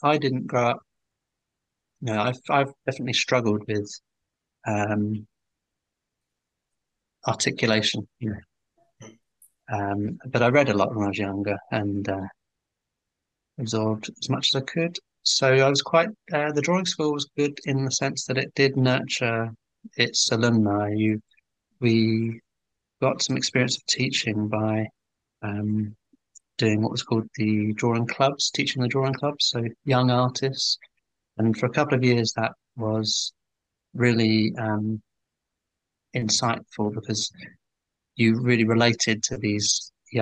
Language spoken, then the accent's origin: English; Welwyn Garden City, East of England, United Kingdom; moved away as an adult; now in London, United Kingdom; I'm from Hertfordshire, I should have said. I'm well in Garden City, so I moved to London and did my degree